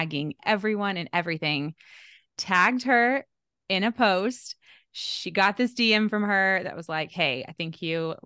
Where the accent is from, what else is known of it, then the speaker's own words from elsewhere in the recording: Houston, Texas, United States; now in New York, United States; I'm from Houston living in New York